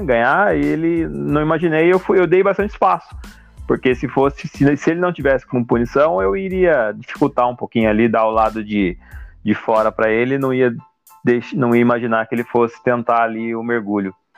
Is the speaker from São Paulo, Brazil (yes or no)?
yes; Taubaté, São Paulo, Brazil; é da minha cidade aqui, nós somos de Taubaté